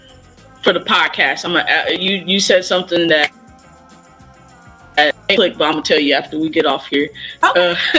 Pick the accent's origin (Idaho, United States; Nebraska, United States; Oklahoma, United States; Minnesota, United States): Oklahoma, United States; I grew up in Oklahoma, and the population is 25,000